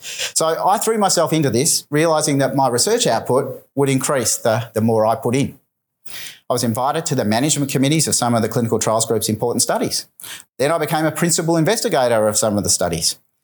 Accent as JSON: {"language": "English", "town": "Melbourne", "region": "Victoria", "country": "Australia", "tie": "born or raised there", "said": "my hometown of Melbourne"}